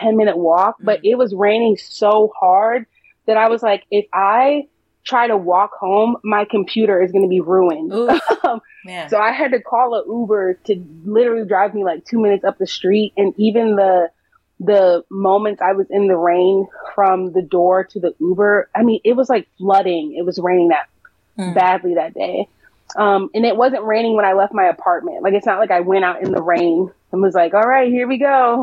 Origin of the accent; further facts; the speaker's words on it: Midwest, United States; also born or lived in South Africa; now in Los Angeles, United States; I'm from the Midwest